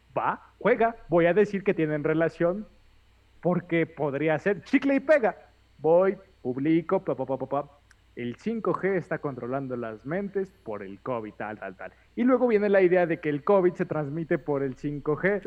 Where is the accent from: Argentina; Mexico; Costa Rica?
Mexico; como mexicanos chismosos